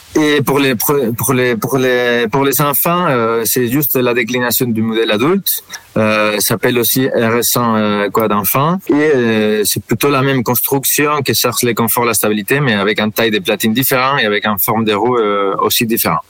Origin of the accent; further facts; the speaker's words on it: Spain; moved away as an adult; now in Lille, France; Je suis espagnol